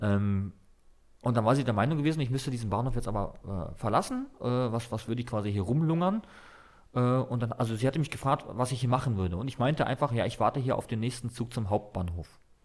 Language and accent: German; Berlin, Germany; also born or lived in Dresden; ich bin in Mahlsdorf groß geworden, Berlin-Mahlsdorf, mhm. ganz im Osten der Stadt